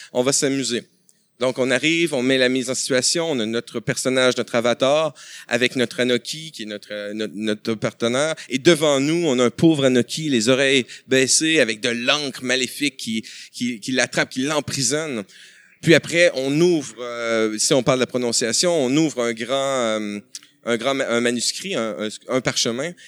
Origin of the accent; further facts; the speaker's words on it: Quebec, Canada; chez nous, au Québec